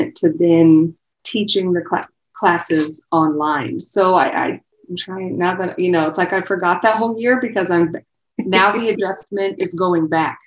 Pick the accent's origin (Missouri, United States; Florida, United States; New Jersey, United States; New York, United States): Missouri, United States; Gower or Easton, east of St. Joseph; now in Kansas City, United States; North of here, so east of St. Joe, Gower or Easton would be the area.